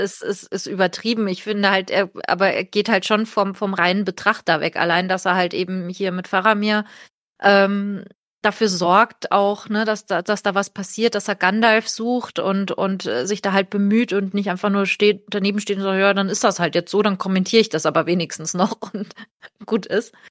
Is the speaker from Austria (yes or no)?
no; Portugal; now in Germany; ich bin in Portugal aufgewachsen